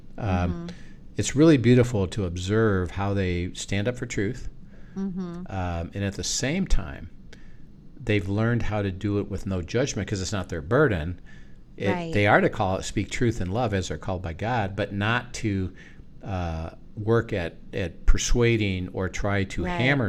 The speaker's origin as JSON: {"language": "English", "country": "United States", "said": "we're American"}